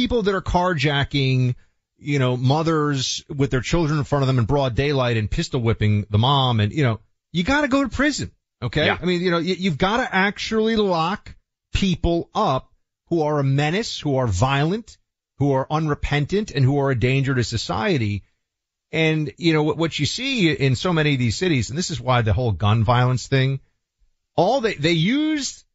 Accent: New York City, New York, United States; moved away; I grew up in Manhattan

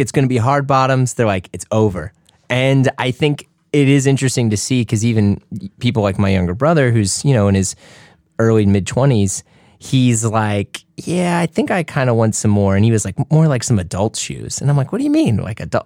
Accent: Midwest, United States; I'm from the Midwest

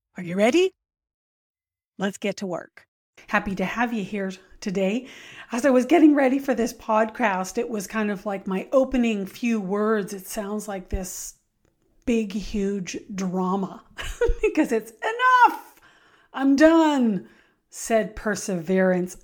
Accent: Richmond, British Columbia, Canada; I grew up in Richmond, uh, British Columbia. So, I was a city gal

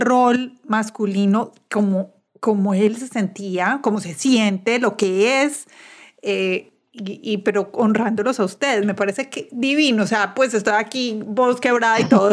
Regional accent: Medellín, Antioquia, Colombia; Soy, de Medellín y casi todos los colegios son católicos

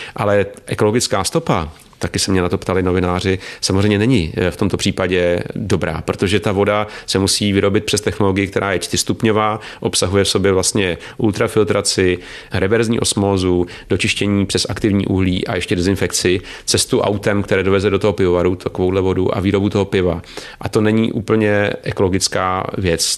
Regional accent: Czechia; My jsme jako Češi

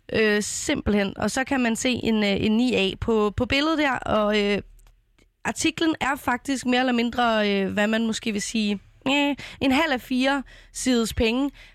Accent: Copenhagen, Capital Region of Denmark, Denmark; kommer fra min hjemby, Vandløse

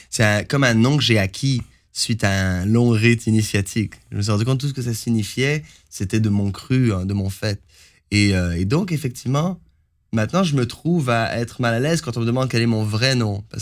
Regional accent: Montreal, Quebec, Canada; also born or lived in Algeria / Moncton / Ottawa; je suis né en Algérie. Et euh, j'ai grandi à Montréal et à Moncton et à Ottawa.

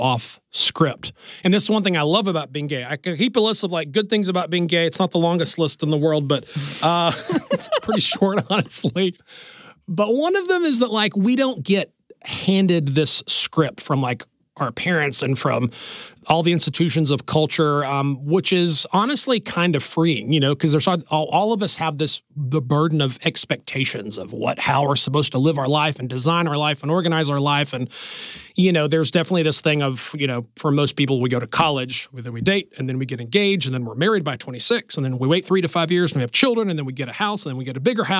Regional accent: Alabama, United States; I grew up in Alabama

